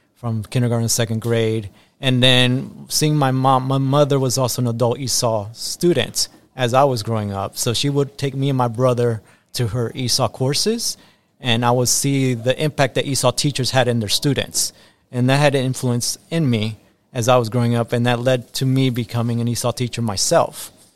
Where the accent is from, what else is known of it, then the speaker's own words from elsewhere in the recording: Tampa, Florida, United States; English is a second language; also born or lived in Guayaquil, Ecuador; I was born in Guayaquil, Ecuador, and then I came to the United States at age five and grew up in the United States and specifically in Tampa, Florida